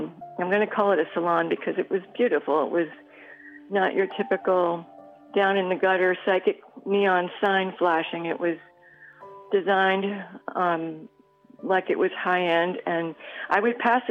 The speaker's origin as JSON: {"language": "English", "region": "New York", "country": "United States", "moved": "yes", "lives_now": "Florida, United States", "said": "I'm a New Yorker myself"}